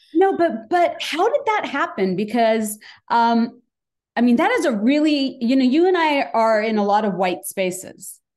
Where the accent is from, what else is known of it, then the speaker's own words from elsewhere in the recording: Bangladesh; moved away as an adult; now in United States; I'm uh, Bangladeshi American because I came here for college